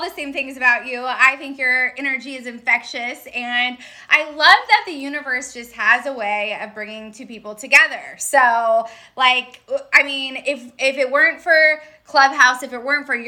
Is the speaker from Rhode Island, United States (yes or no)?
no; Redding, California, United States; moved away as an adult; also born or lived in San Diego, California; now in Redondo Beach, United States; I grew up in Redding